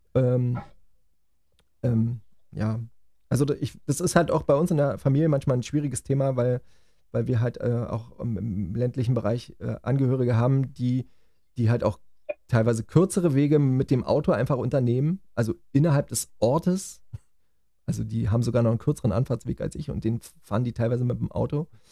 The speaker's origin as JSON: {"language": "German", "country": "Germany", "said": "bei uns in Deutschland"}